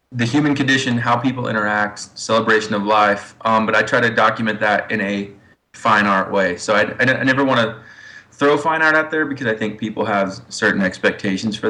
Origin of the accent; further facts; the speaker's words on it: Ozark, Missouri, United States; I grew up in Ozark, Missouri, so just south of Springfield, Missouri.